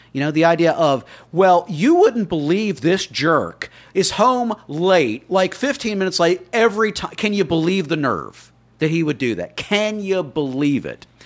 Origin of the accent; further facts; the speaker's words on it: Miami, Florida, United States; I grew up in Miami